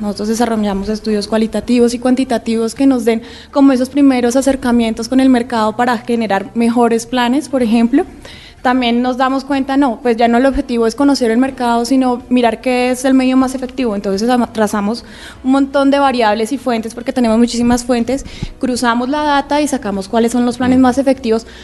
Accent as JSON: {"language": "Spanish", "country": "Colombia", "said": "somos colombianos"}